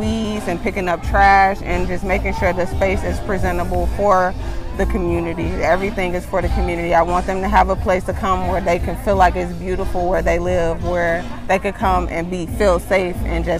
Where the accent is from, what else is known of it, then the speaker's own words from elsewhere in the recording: Chicago, Illinois, United States; my hometown is, you know, being knowledgeable and becoming better, because, you know, we see Chicago in a bad light